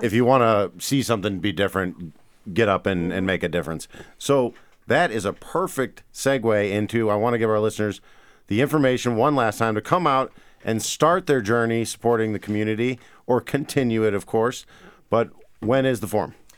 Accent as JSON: {"language": "English", "town": "St. Louis", "region": "Missouri", "country": "United States", "moved": "yes", "lives_now": "Great Falls, United States", "said": "I'm from Saint Louis"}